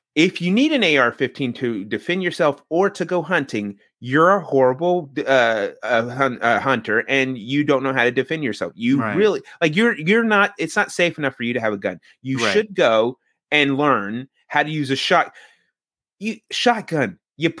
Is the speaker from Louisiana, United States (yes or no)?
yes; Louisiana, United States; Yeah, I learned that the first day I was here, because I came from Louisiana and we put our fucking blinkers on.